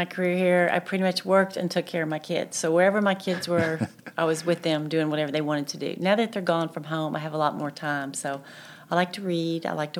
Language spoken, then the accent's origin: English; Little Rock, Arkansas, United States; also born or lived in Hot Springs; now in Conway, United States; I grew up in Little Rock, and that's where I went to med school and did my residencies. And when I graduated from the anesthesia program, I was in Hot Springs briefly, and then I came to Conway to take this job.